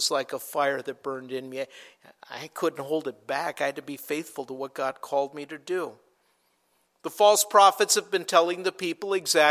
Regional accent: Minnesota, United States; I grew up in Minnesota

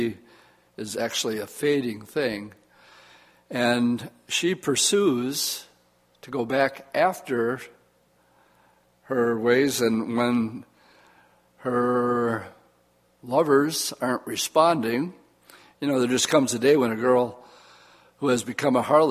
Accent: Oshkosh, Wisconsin, United States; growing up in Oshkosh

